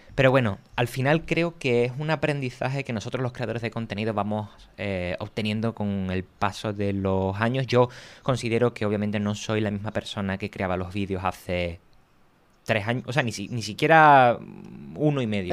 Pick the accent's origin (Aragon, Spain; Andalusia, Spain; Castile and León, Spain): Andalusia, Spain; Cádiz; now in Madrid, Spain; Yo soy de Cádiz, vivo en Madrid y bajo algunas veces a Cádiz